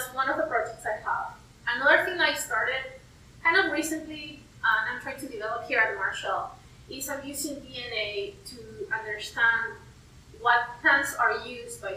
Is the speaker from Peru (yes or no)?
yes; Peru; now in West Virginia, United States; I'm originally from Peru